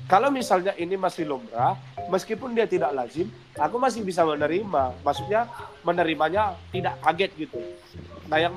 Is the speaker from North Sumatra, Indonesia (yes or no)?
yes; Medan, North Sumatra, Indonesia; karena aku ngerasa dulu yang selama aku bertemu lahir dan berkembang di Sumatera itu maksudnya di Medan isinya kan kepahitan semua